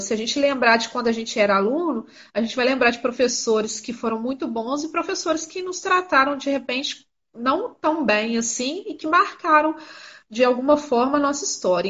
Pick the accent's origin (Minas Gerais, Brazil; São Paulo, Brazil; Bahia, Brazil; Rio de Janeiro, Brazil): Minas Gerais, Brazil; Miraí; Eu sou de Minas Gerais